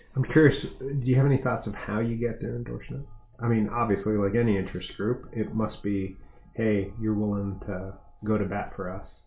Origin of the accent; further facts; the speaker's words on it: Las Vegas, Nevada, United States; now in Montgomery County, United States; I grew up in Las Vegas